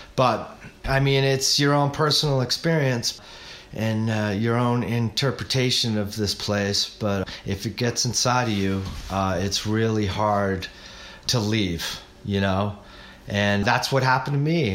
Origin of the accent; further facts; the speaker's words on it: New Hampshire, United States; moved away as an adult; also born or lived in Arizona; growing up in New Hampshire